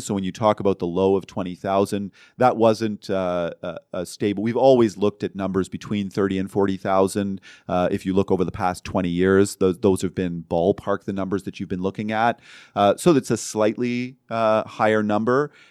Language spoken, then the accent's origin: English; Ontario, Canada; now in Vancouver, Canada; growing up in Ontario